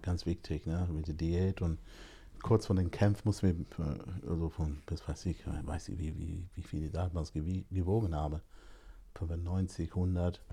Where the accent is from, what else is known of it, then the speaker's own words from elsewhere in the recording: London, United Kingdom; also born or lived in Jamaica (ancestry); now in Germany; Meine Eltern kommen aus Jamaika. Ich bin in London geboren